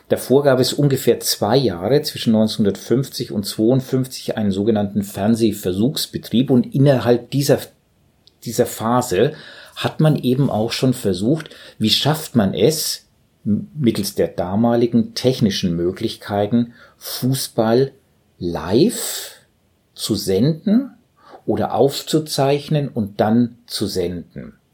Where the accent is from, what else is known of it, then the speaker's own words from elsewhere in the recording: Southern Germany, Germany; also ich als Süddeutscher kenne